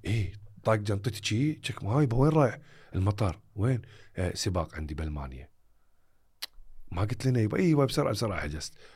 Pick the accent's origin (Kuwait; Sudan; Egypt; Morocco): Kuwait; حياتنا الواقعية ككويتيين أو عرب